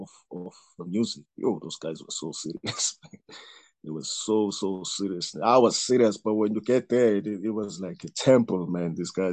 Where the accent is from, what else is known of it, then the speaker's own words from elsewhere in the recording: KwaMashu, KwaZulu-Natal, South Africa; Okay, I was growing up in Kwa-Mashu.